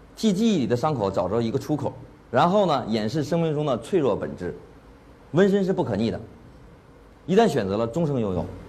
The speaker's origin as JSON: {"language": "Chinese", "country": "China", "said": "我是中国人"}